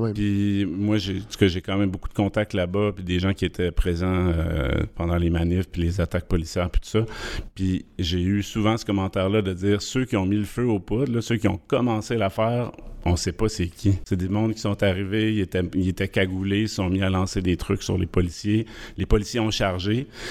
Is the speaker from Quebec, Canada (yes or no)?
yes; Quebec, Canada; je suis québécois